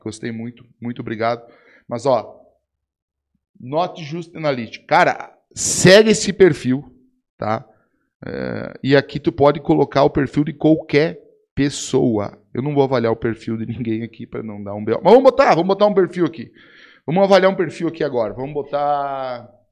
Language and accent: Portuguese; Rio Grande do Sul, Brazil; Eu sou gaúcho do Rio Grande do Sul